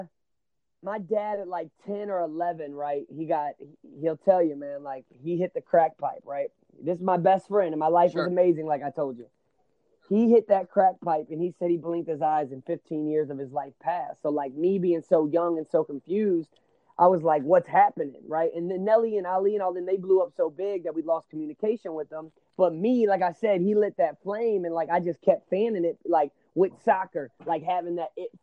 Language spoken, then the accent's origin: English; St. Louis, Missouri, United States; I'm from St. Louis, Missouri. That's where I'm at right now, in a small, in North County.